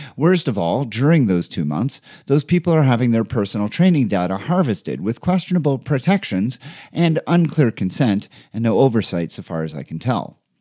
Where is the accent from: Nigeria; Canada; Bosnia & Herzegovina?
Canada; Montreal, Quebec; moved away as an adult; now in Denver, United States; my hometown of Montreal from where I had just moved